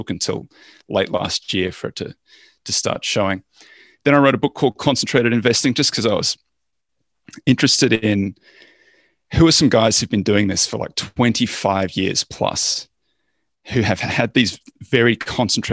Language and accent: English; Australia; I'm Australian